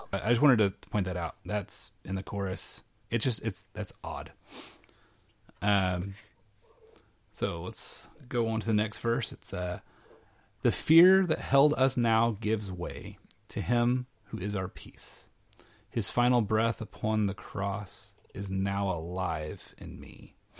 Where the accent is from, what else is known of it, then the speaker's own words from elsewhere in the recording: Arkansas, United States; moved away as an adult; also born or lived in Tennessee; now in Saint Louis, United States; I grew up in Arkansas, which was right next to Oklahoma